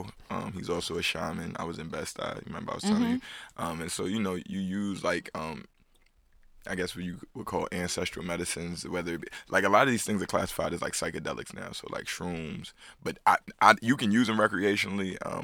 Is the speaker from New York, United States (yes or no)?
yes; New York City, New York, United States; I'm from the Bronx, man. High Bridge.